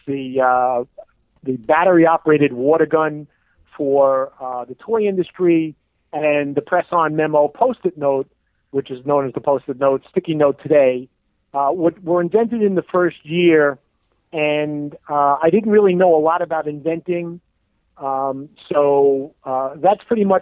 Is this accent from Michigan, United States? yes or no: no; New York City, New York, United States; also born or lived in Long Island, New York / Oyster Bay Cove, New York / Miami, Florida / Memphis, Tennessee; I was born in Brooklyn, New York, Sheepshead Bay area